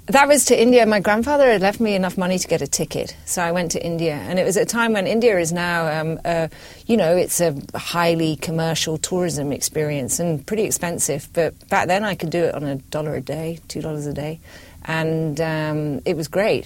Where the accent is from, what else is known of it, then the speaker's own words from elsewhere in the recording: Scotland, United Kingdom; I'm British. I was brought up in Scotland.